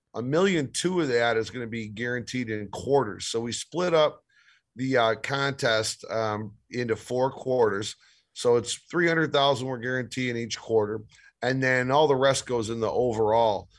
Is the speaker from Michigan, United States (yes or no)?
yes; Detroit, Michigan, United States; also born or lived in Las Vegas; I grew up in Detroit, um, have a business out of the Detroit area, and still